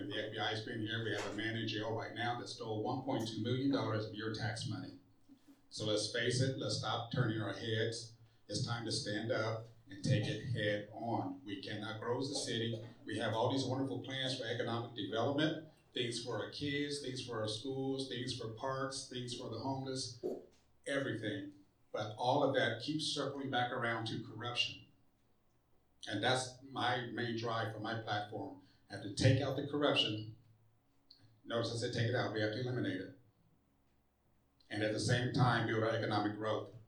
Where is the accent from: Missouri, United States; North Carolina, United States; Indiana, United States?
Indiana, United States; Muncie; I was born and raised here in Muncie.